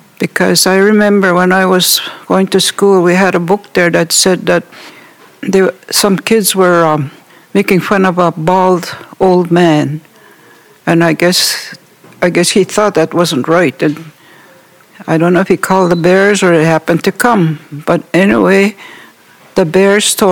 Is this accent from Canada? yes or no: yes; Wikwemikong, Ontario, Canada; I'm from Wequemagong